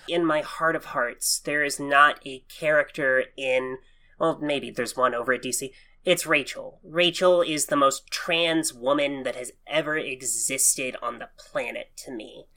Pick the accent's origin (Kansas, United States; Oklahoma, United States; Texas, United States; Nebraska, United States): Oklahoma, United States; I'm born and raised in Oklahoma